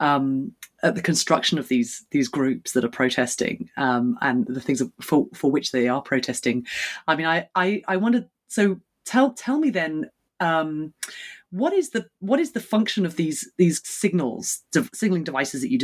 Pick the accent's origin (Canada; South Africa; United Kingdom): United Kingdom; as a Brit